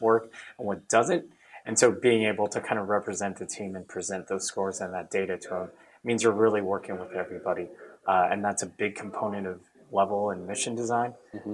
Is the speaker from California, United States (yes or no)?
yes; Orange County, California, United States; I grew up in Orange County